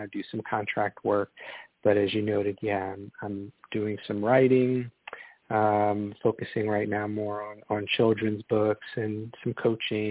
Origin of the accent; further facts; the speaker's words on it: outside of Chicago, Northwest Indiana, United States; moved away as an adult; now in Charlotte, United States; I grew up outside of Chicago in Northwest Indiana